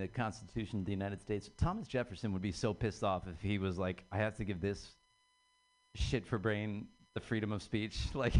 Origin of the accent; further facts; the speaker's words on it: Ireland; I'm Irish.